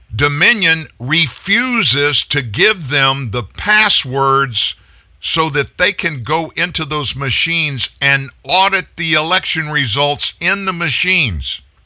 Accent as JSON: {"language": "English", "region": "Louisiana", "country": "United States", "said": "we're both from Louisiana"}